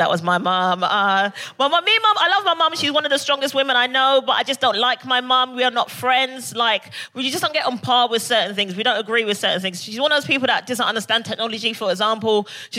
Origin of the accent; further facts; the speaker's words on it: Barbados; I think I love to party because I'm originally from Barbados.